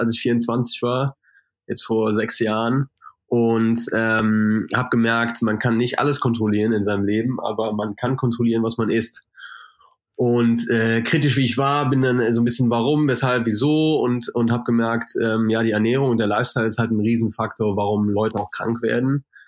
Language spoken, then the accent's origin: German; Germany; moved away; ich komme natürlich aus Deutschland, äh, sehr aus einem sehr fleischlastigen Haushalt